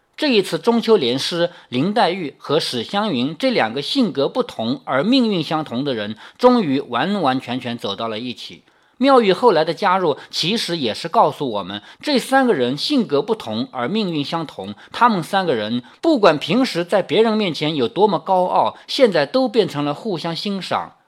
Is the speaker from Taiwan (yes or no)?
no; China; 我们中国人喜欢什么呢？天罡地煞